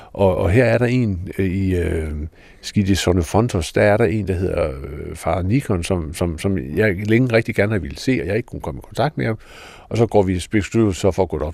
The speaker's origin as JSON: {"language": "Danish", "country": "Denmark", "said": "jeg var dansker"}